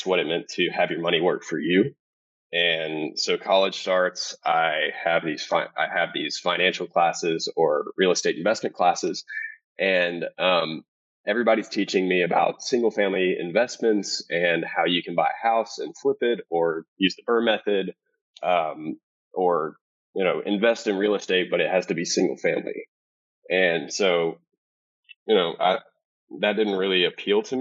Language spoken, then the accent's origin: English; Cedar Hill, Texas, United States; I grew up in Cedar Hill, Texas